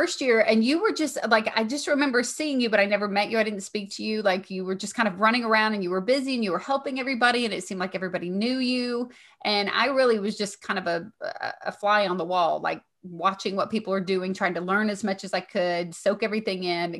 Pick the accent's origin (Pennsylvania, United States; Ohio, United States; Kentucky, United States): Kentucky, United States; accent: Southern; I'm from Kentucky.